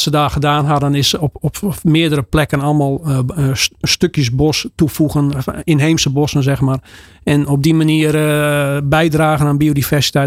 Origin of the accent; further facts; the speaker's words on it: Friesland, Netherlands; Want bij ons in Friesland